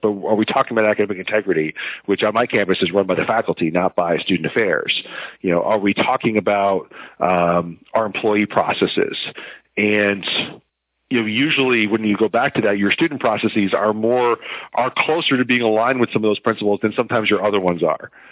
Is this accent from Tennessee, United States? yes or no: no; Connecticut, United States; I'm from Connecticut originally